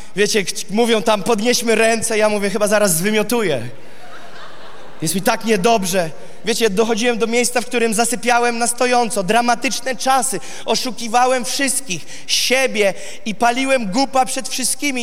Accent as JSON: {"language": "Polish", "town": "Gołdap", "region": "Warmian-Masurian Voivodeship", "country": "Poland", "tie": "born or raised there", "said": "Jest to miasto Goldap w samym górnym prawym rogu, bardzo bliziutko obwodu Kaliningrad, z Kaliningradem i tam się urodziłem"}